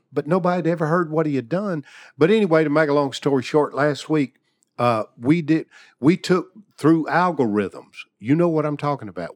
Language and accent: English; Portland, Tennessee, United States; my hometown of Portland, Tennessee